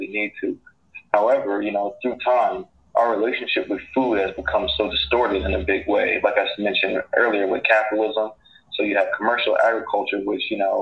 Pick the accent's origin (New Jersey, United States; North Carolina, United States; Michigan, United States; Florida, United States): New Jersey, United States; Newark; Newark native. I grew up in the South Ward, graduated from University High School